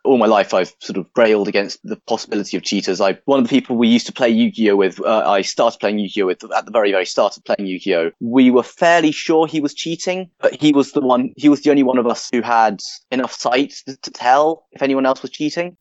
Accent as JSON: {"language": "English", "region": "London", "country": "United Kingdom", "moved": "as an adult", "lives_now": "Lancaster, United Kingdom", "said": "I'm originally from London"}